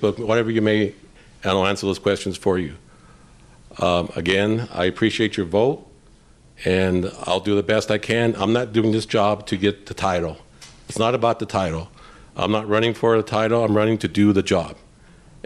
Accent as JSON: {"language": "English", "town": "Gallup", "region": "New Mexico", "country": "United States", "tie": "born or raised there", "said": "I was born and raised right here in Gallup, New Mexico"}